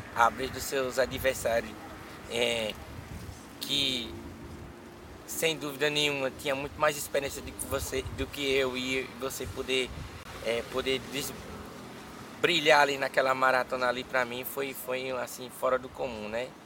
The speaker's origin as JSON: {"language": "Portuguese", "region": "São Paulo", "country": "Brazil", "tie": "born or raised there", "lives_now": "Juazeiro, Brazil", "said": "Eu sou de Juazeiro. Só que eu fui morar em São Paulo assim que meu pai faleceu. E aí eu fui aos 4 anos de idade para lá e aí voltei para cá com uns 17"}